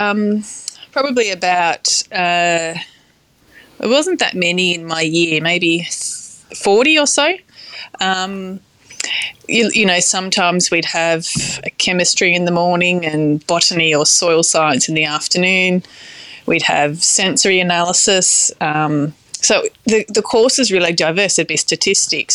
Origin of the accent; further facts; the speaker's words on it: Riverina, New South Wales, Australia; I was born and raised in the Riverina region